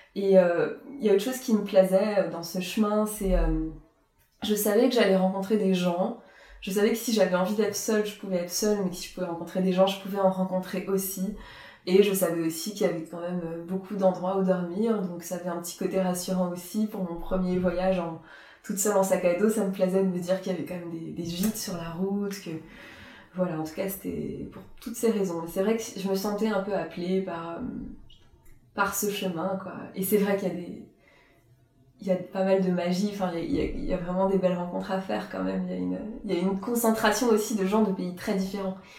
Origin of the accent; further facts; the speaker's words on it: Strasbourg, Grand Est, France; partir de Strasbourg, c'était partir un peu de mes racines, de là où j'avais grandi.